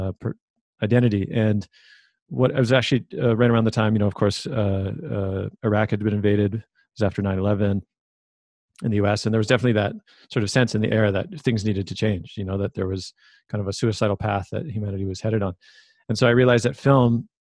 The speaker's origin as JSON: {"language": "English", "town": "Vancouver", "region": "British Columbia", "country": "Canada", "tie": "born or raised there", "said": "I grew up in Vancouver"}